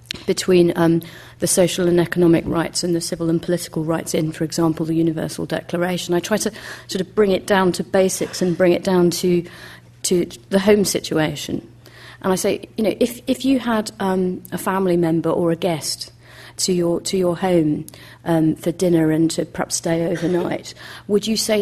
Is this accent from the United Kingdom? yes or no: yes; United Kingdom; growing up in Britain